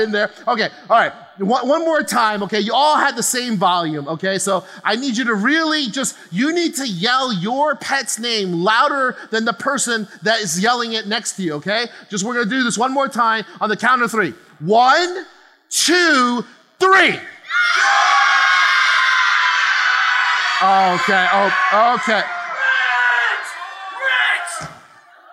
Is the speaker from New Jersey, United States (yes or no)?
yes; New Jersey, United States; moved away as an adult; now in California, United States; my girls, myself, my wife, we're all born and raised in New Jersey. Okay. On the East Coast